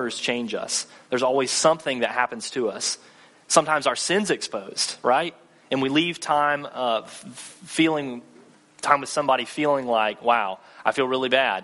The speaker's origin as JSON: {"language": "English", "town": "Thomasville", "region": "Georgia", "country": "United States", "also_born_or_lived": "Mississippi", "moved": "as an adult", "lives_now": "Tallahassee, United States", "said": "I'm actually from Thomasville, which is just north of Tallahassee, Thomasville, Georgia, about 40 minutes north"}